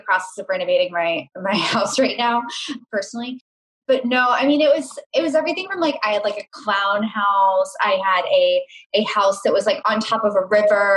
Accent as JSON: {"language": "English", "town": "Charlotte", "region": "North Carolina", "country": "United States", "tie": "born or raised there", "also_born_or_lived": "Chicago", "moved": "as an adult", "said": "I grew up in Charlotte, North Carolina."}